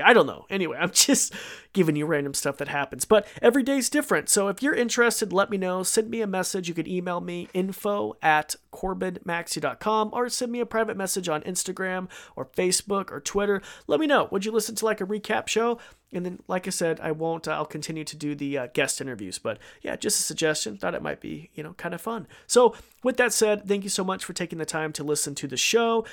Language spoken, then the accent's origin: English; Idaho, United States; I'm from Idaho